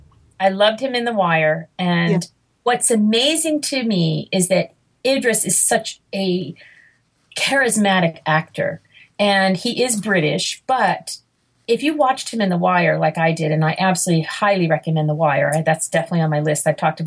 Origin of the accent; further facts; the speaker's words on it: Massachusetts, United States; I was born in Massachusetts